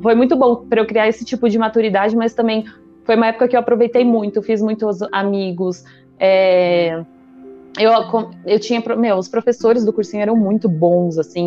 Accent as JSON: {"language": "Portuguese", "region": "São Paulo", "country": "Brazil", "tie": "born or raised there", "also_born_or_lived": "Salvador, Bahia", "said": "tenho 31 anos, eu nasci em São Paulo, uma família super comum de São Paulo"}